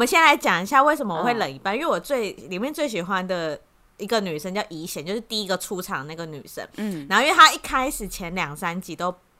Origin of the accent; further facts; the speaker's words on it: Taiwan; 比较像我们台湾人